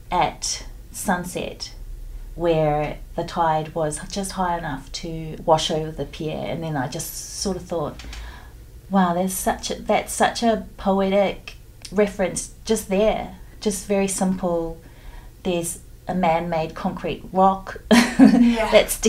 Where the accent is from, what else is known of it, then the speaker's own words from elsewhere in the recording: Samoa; I'm a Pacific Islander and I grew up in Samoa on a beach